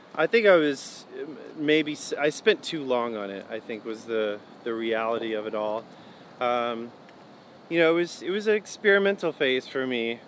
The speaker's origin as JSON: {"language": "English", "town": "Hickory", "region": "North Carolina", "country": "United States", "tie": "born or raised there", "also_born_or_lived": "Eden, North Carolina / Winston-Salem, North Carolina", "said": "then we moved to Hickory where I grew up"}